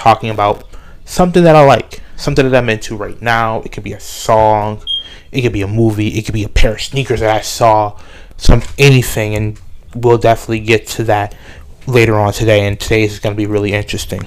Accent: Buffalo, New York, United States; born and raised in Buffalo, New York. That's where I'm living right now.

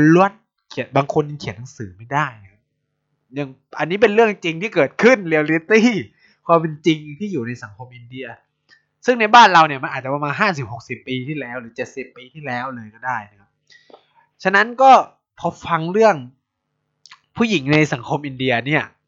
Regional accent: Thailand; เราเกิดที่เมืองไทย

